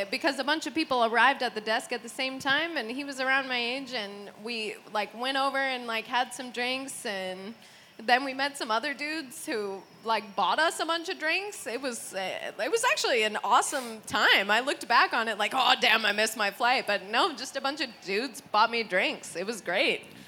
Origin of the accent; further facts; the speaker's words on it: United States; now in Sweden; I'm American.